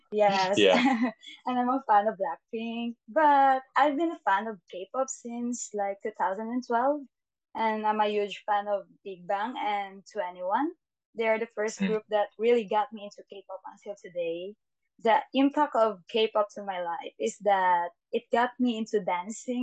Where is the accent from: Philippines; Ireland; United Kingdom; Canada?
Philippines; English is a second language; I'm from Philippines, and I'm also a civil engineering student.